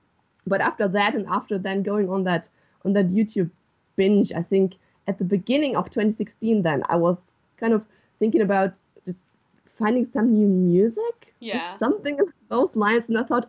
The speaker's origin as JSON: {"language": "English", "region": "western Germany", "country": "Germany", "second_language": "English", "said": "I'm from Germany, from the west of Germany."}